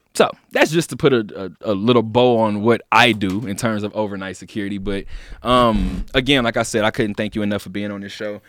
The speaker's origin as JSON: {"language": "English", "town": "Inglewood", "region": "California", "country": "United States", "moved": "yes", "lives_now": "Las Vegas, United States", "said": "as a person from Inglewood, California"}